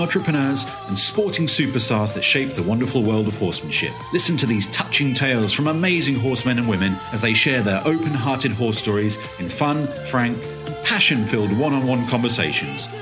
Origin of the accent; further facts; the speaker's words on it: Lisbon, Portugal; I grew up here in Lisbon, in the what we call the, the um, line of Lisbon, Cascais